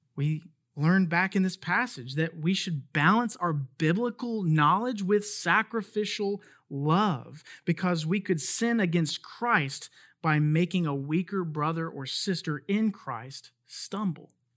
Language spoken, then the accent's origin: English; United States; As an American citizen